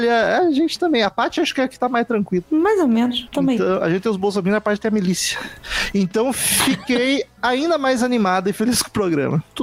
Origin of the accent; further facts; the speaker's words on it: São José dos Campos, São Paulo, Brazil; Tenho 31 anos e, sou, e sou de São José dos Campos, São Paulo.